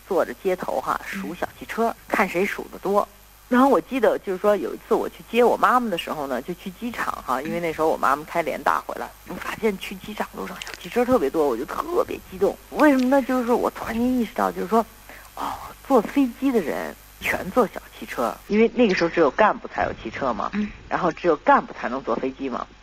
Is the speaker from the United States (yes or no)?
yes; United States; 作为我们在七十年代美国长大的孩子的话呢，都会有一点这种嬉皮的因素在里头。